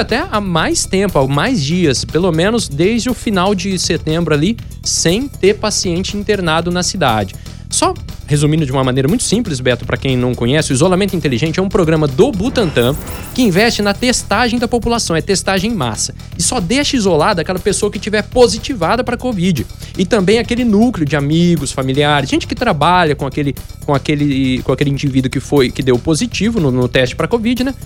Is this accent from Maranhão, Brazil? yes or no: no; Sales Oliveira, São Paulo, Brazil; Eu sou de Sales Oliveira